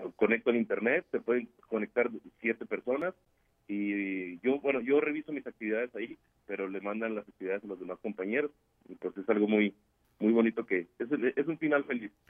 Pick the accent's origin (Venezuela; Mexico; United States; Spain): Mexico; San Pedro de las Colonias, Coahuila; yo soy nacido aquí en San Pedro de las Colones, Coahuila